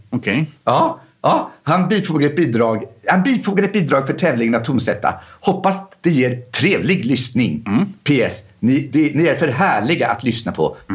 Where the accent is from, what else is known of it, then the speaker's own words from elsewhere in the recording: Ostrobothnia, Finland; Vi sjöng i samma ungdomskör i församlingen i tonåren. Vi är båda uppvuxna i Österbotten